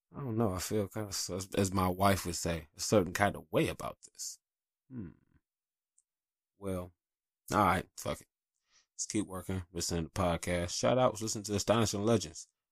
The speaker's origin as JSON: {"language": "English", "town": "Detroit", "region": "Michigan", "country": "United States", "tie": "born or raised there", "also_born_or_lived": "North Carolina", "said": "I grew up in Detroit in the eighties and nineties"}